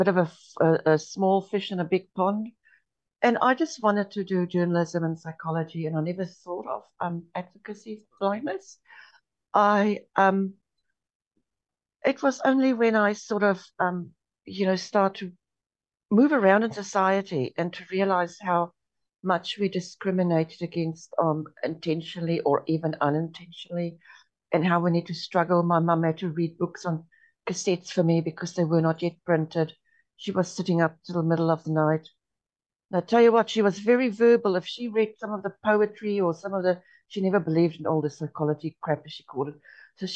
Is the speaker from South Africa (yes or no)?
yes; South Africa; born or raised there; first language Afrikaans; English is a second language; moved away as an adult; also born or lived in Namibia; now in New Zealand